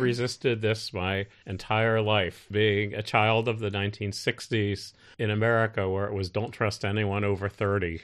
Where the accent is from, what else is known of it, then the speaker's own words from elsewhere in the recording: United States; now in China; as an American